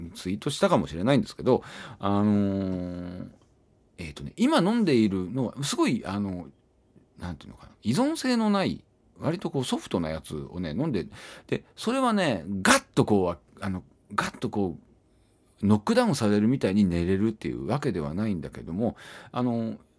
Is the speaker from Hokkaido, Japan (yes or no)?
no; Iwate, Japan; now in Tokyo, Japan; 僕のね出身地が岩手なんですけども